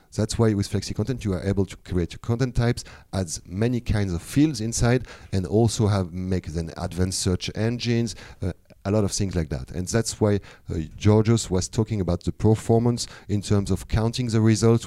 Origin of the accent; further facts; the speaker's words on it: France; now in Thailand; I'm coming from France originally, but now I'm living in Thailand